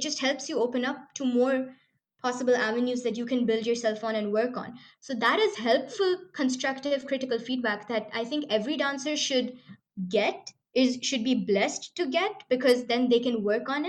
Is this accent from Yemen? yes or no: no; Dubai, United Arab Emirates; growing up in Dubai